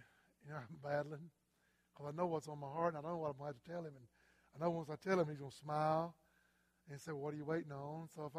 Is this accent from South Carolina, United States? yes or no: yes; South Carolina, United States; I'm from South Carolina.